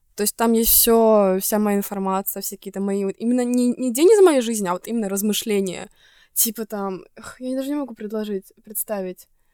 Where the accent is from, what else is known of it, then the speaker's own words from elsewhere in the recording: Estonia; moved away; из Эстонии